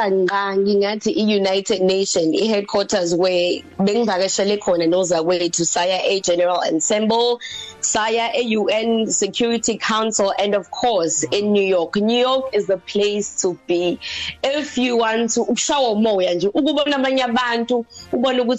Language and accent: Zulu; Durban, KwaZulu-Natal, South Africa; ngisuka eThekwini kwaZulu Natal